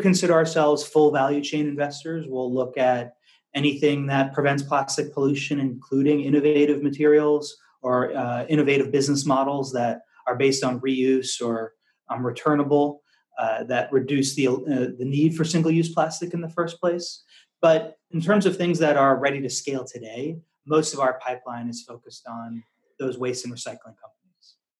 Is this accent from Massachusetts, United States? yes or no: yes; outside of Boston, Massachusetts, United States; also born or lived in Washington D.C. / San Francisco, California / Louisville, Kentucky / Arkansas; now in Singapore; I grew up in Massachusetts, outside of Boston